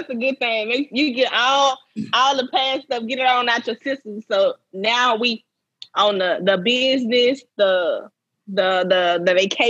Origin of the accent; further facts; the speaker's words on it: Mississippi, United States; moved away as an adult; I moved from Mississippi, been my whole life, you know.